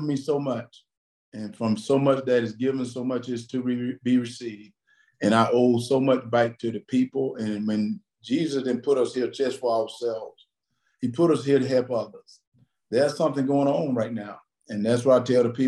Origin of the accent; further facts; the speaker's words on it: Wrightsville, Georgia, United States; I came from Wrightsville, Georgia, had no money